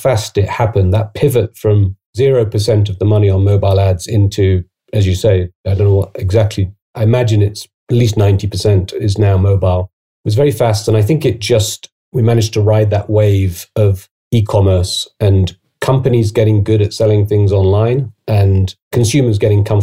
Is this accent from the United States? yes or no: no; United Kingdom; accent: British; moved away as an adult; also born or lived in Oxford / Asia